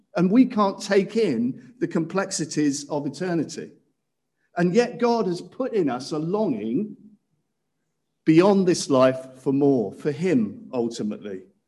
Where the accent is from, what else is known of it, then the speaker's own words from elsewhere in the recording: Cirencester, South West England, United Kingdom; when I was growing up in Cirencester Baptist Church